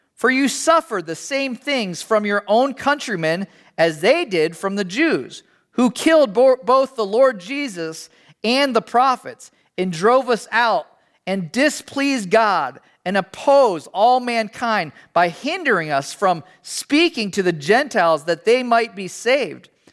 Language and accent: English; United States; as an American